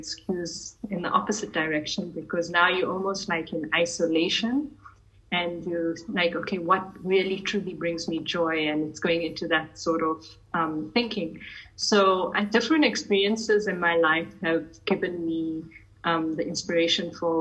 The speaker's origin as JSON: {"language": "English", "country": "South Africa", "tie": "born or raised there", "said": "But I'm Indian by my race, but I'm born South Africa. I'm a fourth generation in South African Indian of Gujarati heritage."}